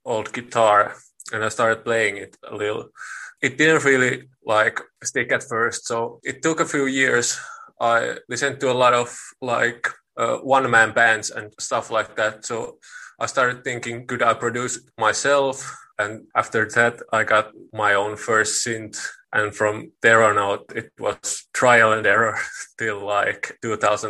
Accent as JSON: {"language": "English", "country": "Finland", "also_born_or_lived": "Lahti", "said": "I'm from Finland"}